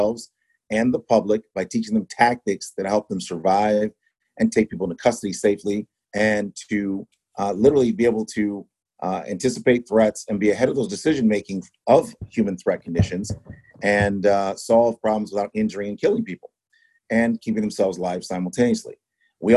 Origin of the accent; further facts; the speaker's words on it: Ann Arbor, Michigan, United States; moved away as an adult; now in Detroit, United States; I grew up in Ann Arbor